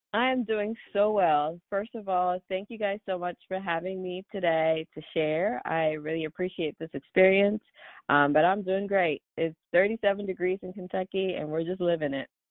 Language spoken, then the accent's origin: English; Douala, Littoral, Cameroon; moved away as an adult; now in United States; when I was growing up in Cameroon, I had no idea that I'll be here today, um, practicing medicine in the States